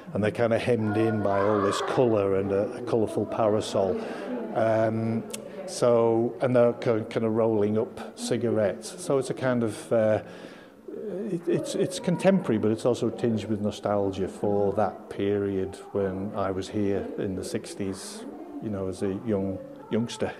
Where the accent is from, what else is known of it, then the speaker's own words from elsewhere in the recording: Isle of Man; growing up in the Isle of Man